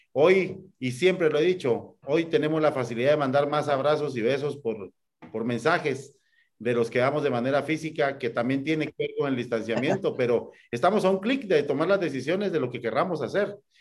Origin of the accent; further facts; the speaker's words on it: Guatemala; como guatemaltecos